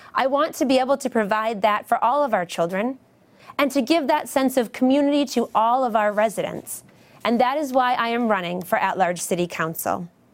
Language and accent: English; Beverly, Massachusetts, United States; I grew up in Beverly, attending McKay Elementary School, then Memorial Middle School, and graduating from Beverly High School